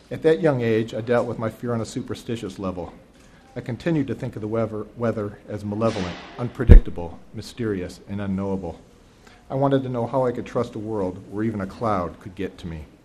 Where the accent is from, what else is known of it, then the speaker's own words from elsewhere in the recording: Toledo, Ohio, United States; Each evening, I hand printed the forecast for my hometown of Toledo, Ohio.